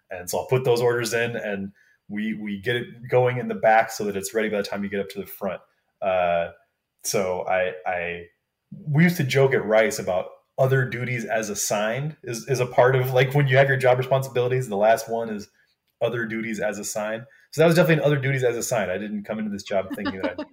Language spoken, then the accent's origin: English; Wisconsin, United States; moved away; I grew up in Wisconsin